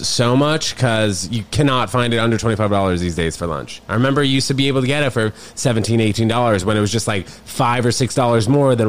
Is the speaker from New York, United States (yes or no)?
yes; New York City, New York, United States; also born or lived in New Brunswick, New Jersey / Connecticut; I'm from Manhattan. I'm from New York. So I moved to Manhattan when I was 6 weeks old. I lived in New Brunswick and then my mom had a job at an ad agency and my dad worked at like some finance place in the city. So I grew up here fully and then went to Connecticut and then now I'm back.